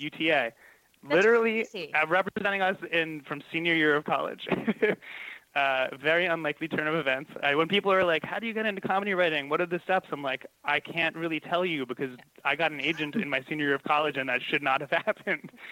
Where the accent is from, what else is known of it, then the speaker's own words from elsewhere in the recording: Long Island, New York, United States; also born or lived in Los Angeles, United States; now in New York City, United States; I grew up on Long Island